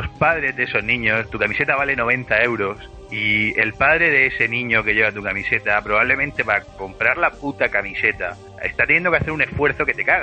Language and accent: Spanish; Madrid, Community of Madrid, Spain; yo soy de Madrid, ¿sabes?